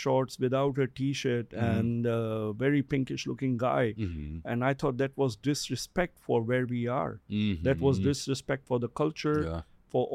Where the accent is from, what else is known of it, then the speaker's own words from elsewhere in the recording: Singapore; also born or lived in Russia; But I have lived in Asia. I'm a Singaporean. I've lived in Singapore.